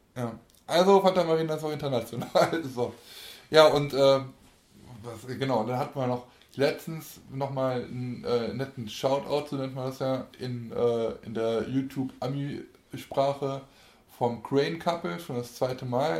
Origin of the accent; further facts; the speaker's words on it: Aachen, North Rhine-Westphalia, Germany; Österband ist ja bei uns der die Kirmes äh, unserer Heimatstadt oder meiner Heimatstadt.